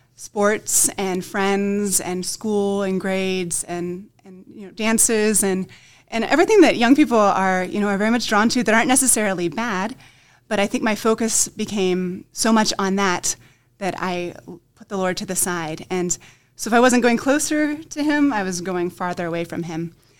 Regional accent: Dover, Ohio, United States; I'm originally from the Diocese of Columbus

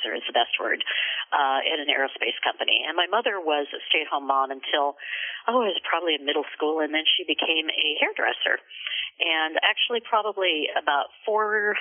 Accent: Southern California, United States; moved away as an adult; also born or lived in West Des Moines, Iowa / Santa Barbara, California; now in Seattle, United States; So we moved to Southern California where we lived until I went to college

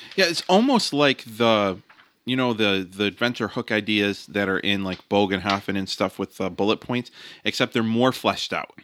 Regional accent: United States; I'm an American

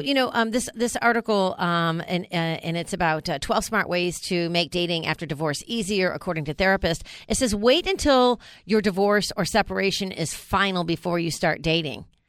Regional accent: New York, United States; moved away; I grew up in New York

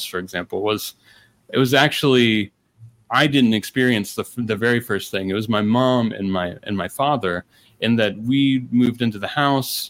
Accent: United States; also born or lived in Ohio / Indiana; I grew up in Ohio, I grew up in Indiana

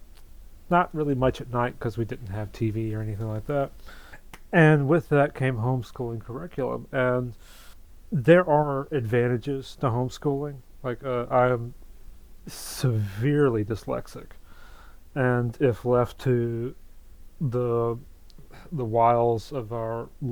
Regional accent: the rural South, United States; I grew up in the rural South, deep in evangelical and dominionist culture

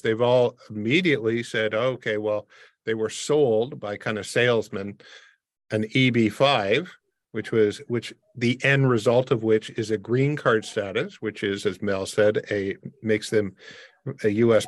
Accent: Windsor, Ontario, Canada; I grew up in a border city. I grew up in Windsor across from Detroit

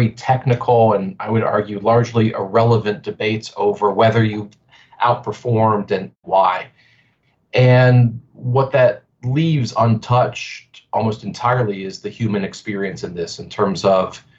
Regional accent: Pittsburgh, Pennsylvania, United States; I'm born and raised in Pittsburgh

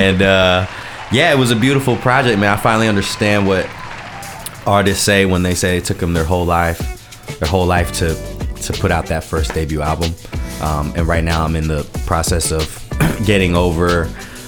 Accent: Durham, North Carolina, United States; first language Japanese; moved away as an adult; also born or lived in Washington, D.C.; now in Los Angeles, United States; I'm Asian American in Durham, North Carolina

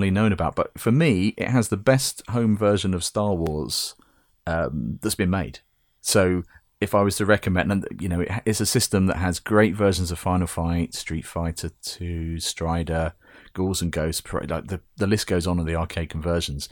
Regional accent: United Kingdom; As a Brit

